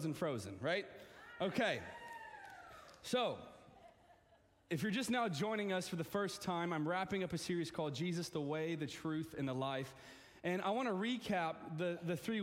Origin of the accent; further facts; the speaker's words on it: the South, United States; I'm from Arkansas, Texas, towns